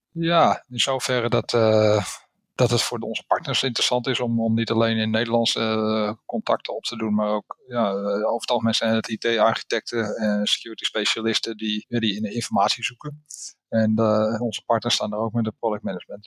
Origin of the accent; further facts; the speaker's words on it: Netherlands; ik ben een Nederlander